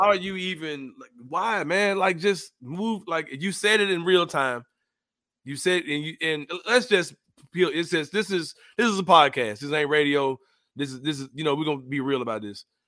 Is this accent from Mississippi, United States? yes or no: no; Memphis, Tennessee, United States; We come from Memphis